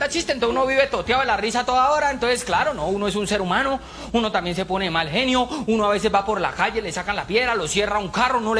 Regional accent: Colombia; yo soy colombiano, doctor.

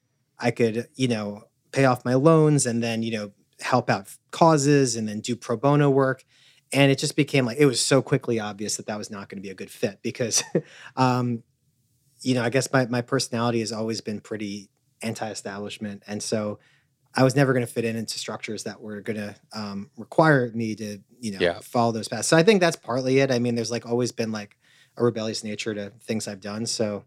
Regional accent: New York City, New York, United States; was just an affront to me as a New Yorker.

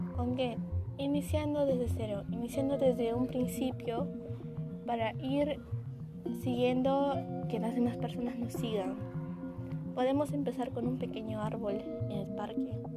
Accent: Peru; así somos los peruanos, personas de corazón

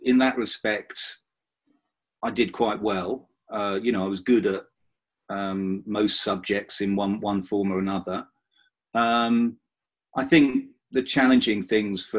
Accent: Romford, East of England, United Kingdom; also born or lived in Oxford; I was born in 1964 in Romford in Essex. I'm a proud Essex person.

